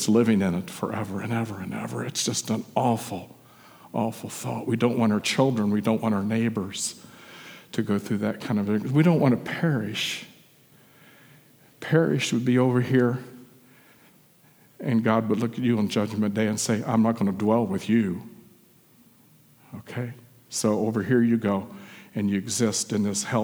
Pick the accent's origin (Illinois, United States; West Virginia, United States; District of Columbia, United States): West Virginia, United States; When I was growing up in West Virginia, I was raised in a church atmosphere